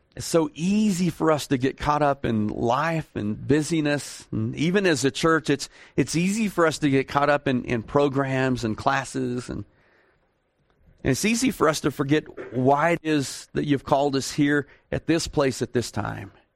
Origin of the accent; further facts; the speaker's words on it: Texas, United States; I'm from Texas